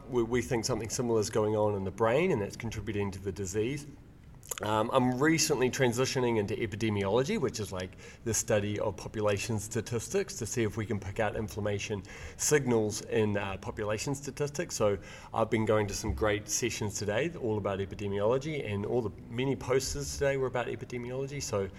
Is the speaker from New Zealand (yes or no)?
yes; New Zealand; now in Manchester, United Kingdom; I'm a Kiwi. I was born 1986.